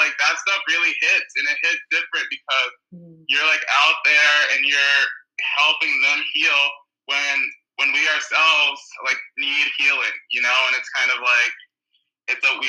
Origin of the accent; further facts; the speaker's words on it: New York, United States; now in California, United States; I'm from New York, originally. And right now I live in California